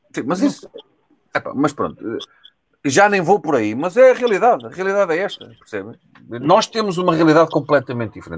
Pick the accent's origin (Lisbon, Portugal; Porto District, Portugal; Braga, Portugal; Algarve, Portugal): Lisbon, Portugal; Amadora; sou da Amadora, não sou nem de nem de Alcochete